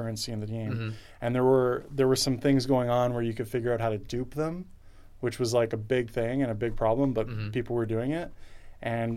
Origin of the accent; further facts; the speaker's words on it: Toronto, Ontario, Canada; I grew up in Toronto